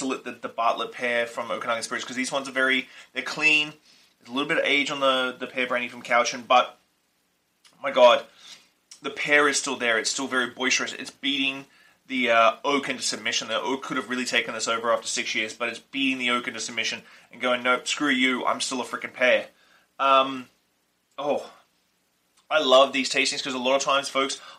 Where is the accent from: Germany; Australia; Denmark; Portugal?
Australia; accent: Australian; my Australian accent